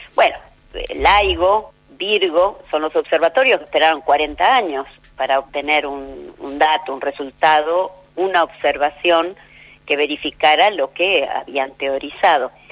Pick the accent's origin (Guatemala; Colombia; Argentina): Argentina; Los argentinos